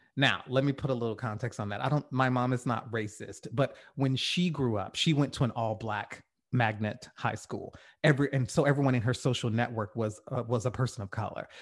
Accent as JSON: {"language": "English", "region": "the South", "country": "United States", "tie": "born or raised there", "said": "I'm from the South. I grew up around Southerners"}